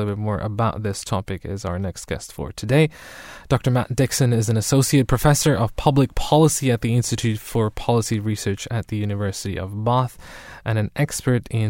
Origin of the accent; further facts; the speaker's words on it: Germany; now in United Kingdom; growing up in Germany